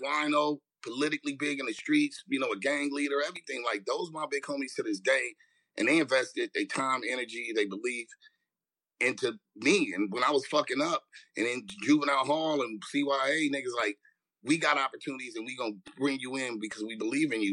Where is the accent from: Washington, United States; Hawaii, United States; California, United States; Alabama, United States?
California, United States; Los Angeles; I grew up in Watts